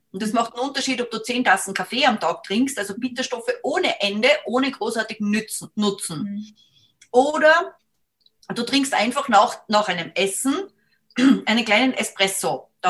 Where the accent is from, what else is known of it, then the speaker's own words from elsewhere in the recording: Salzburg, Austria; wenn wir am Berg gegangen sind, bin aus Salzburg, da sind die, sind wir viel gegangen